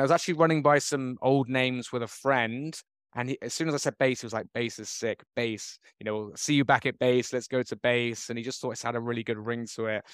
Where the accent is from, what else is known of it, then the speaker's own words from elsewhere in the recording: Bristol, South West England, United Kingdom; moved away as an adult; now in Bangkok, Thailand; I've been in Bangkok for twenty years now. I grew up in Bristol